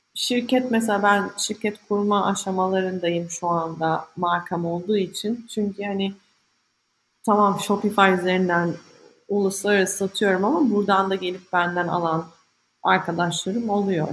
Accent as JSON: {"language": "Turkish", "region": "İzmir", "country": "Turkey", "also_born_or_lived": "London, United Kingdom", "moved": "as an adult", "said": "benim bütün ailem İzmir'de. İzmirliyim"}